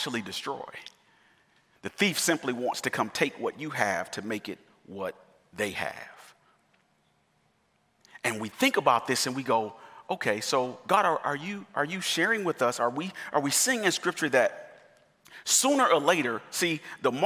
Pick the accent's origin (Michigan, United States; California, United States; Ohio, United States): Michigan, United States; I'm from Michigan, and the winters are horrible in Michigan